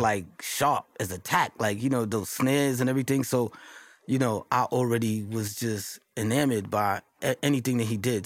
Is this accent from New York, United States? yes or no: yes; New York City, New York, United States; also born or lived in Marcy Projects, Brooklyn; growing up in Queensbridge